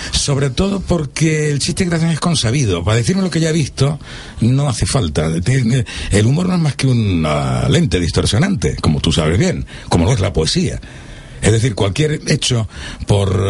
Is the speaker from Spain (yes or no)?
yes; Marbella, Andalusia, Spain; Marbella, que es mi pueblo